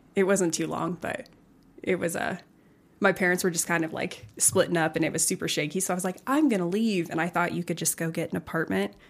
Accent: Colorado Springs, Colorado, United States; also born or lived in Pueblo, Colorado; I was born in Colorado Springs

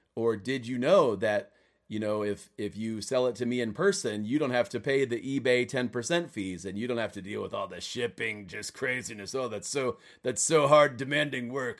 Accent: Cleveland, Ohio, United States; Cleveland Cavaliers are my hometown team

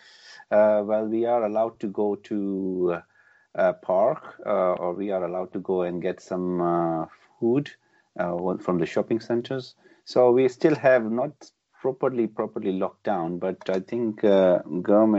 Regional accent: Pakistan; moved away as an adult; also born or lived in Birmingham; now in United Kingdom; been born and brought up in Pakistan

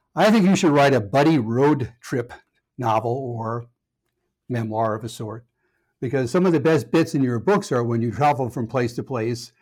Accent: Connecticut, United States; moved away; also born or lived in Minnesota; I grew up in Connecticut

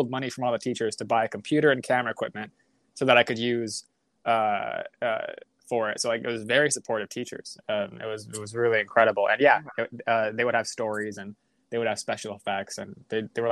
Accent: Chula Vista, California, United States; where I grew up in San Diego, Chula Vista

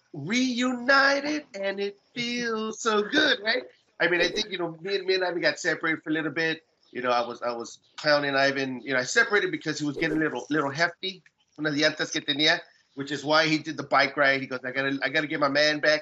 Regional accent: Riverside, California, United States; I grew up in Riverside

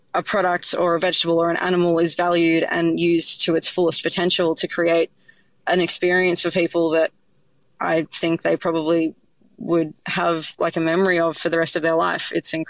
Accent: Sydney, New South Wales, Australia; I grew up in Sydney, and my mum from like a really young age saw that I had like a real love for cooking.

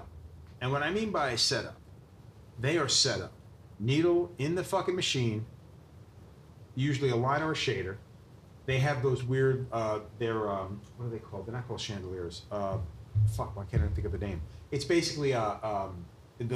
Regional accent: Long Island, New York, United States; I grew up on the East End

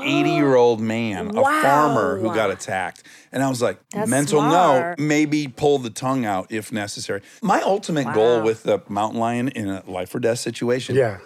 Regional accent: Detroit, Michigan, United States; now in Los Angeles, United States; I'm from Detroit, 88, 89 Pistons. That was our thing

